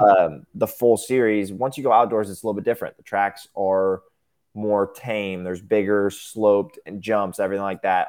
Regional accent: Topeka, Kansas, United States; born or raised there; also born or lived in Manhattan, Kansas

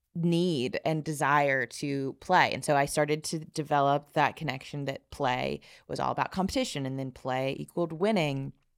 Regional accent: South Alabama, United States; I grew up in the Bible Belt of South Alabama

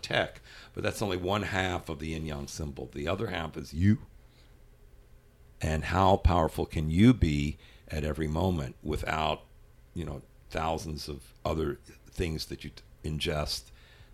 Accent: Louisville, Kentucky, United States; moved away; my life growing up in Louisville, Kentucky

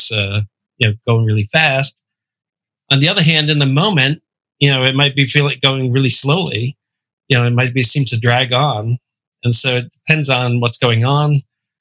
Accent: Providence, Rhode Island, United States; I'm from Rhode Island.

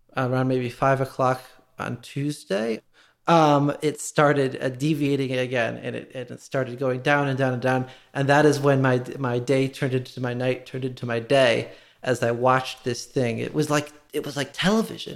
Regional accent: Wynnewood, Pennsylvania, United States; I'm from Winwood.

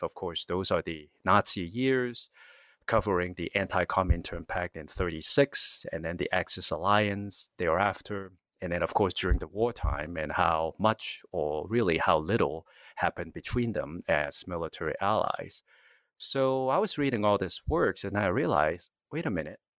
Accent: California, United States; moved away; I'm from California, and that's where I, uh, went to, uh, university originally

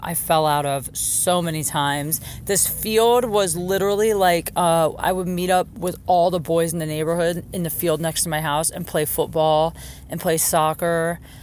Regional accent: Jackson Township, Ohio, United States; moved away; I'm in my hometown. Canton, Ohio. Technically, I'm not from Canton. I'm from a town called Jackson Township

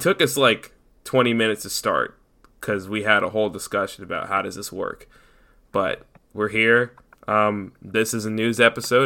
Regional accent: United States; we're American

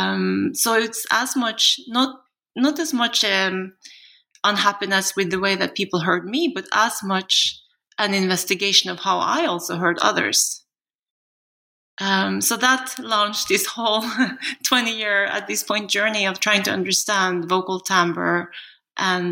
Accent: Norway; moved away; also born or lived in South Korea / United States; I'm a Norwegian national, but I was adopted from Korea at the age of two. And at that time, Norway was very homogeneous.

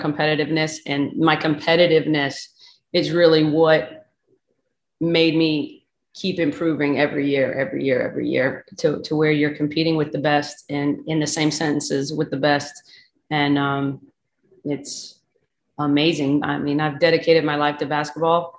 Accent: South Dakota, United States; I'm from South Dakota

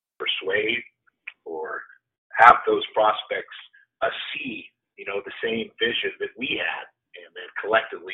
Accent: San Francisco, California, United States; moved away; I'm from the Bay Area in San Francisco

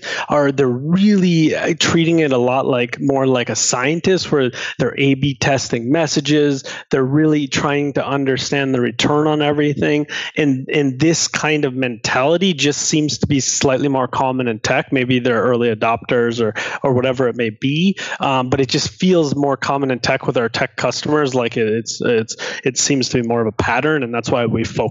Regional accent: Minnesota, United States; I grew up in Minnesota

